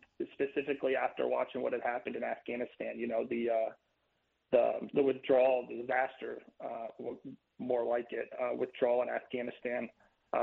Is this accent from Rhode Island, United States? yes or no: no; Virginia's 7th Congressional District, United States; I'm running in the 7th Congressional District, which is my hometown